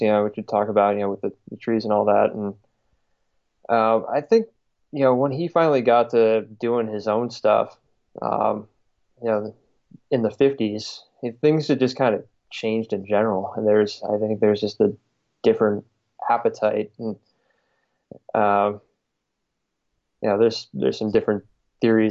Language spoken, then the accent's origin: English; Southeast Michigan, United States; moved away; where I grew up in the Midwest and Southeast Michigan